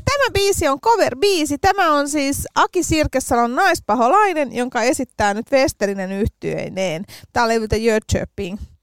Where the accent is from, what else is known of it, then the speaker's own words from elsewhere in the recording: Helsinki, Uusimaa, Finland; mä oon helsinkiläisenä